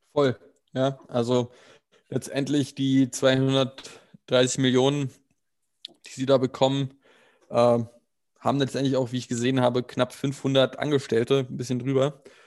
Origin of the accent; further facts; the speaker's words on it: Germany; als Deutscher